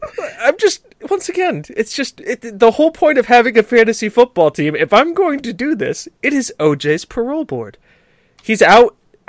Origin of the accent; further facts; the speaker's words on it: United States; I am an American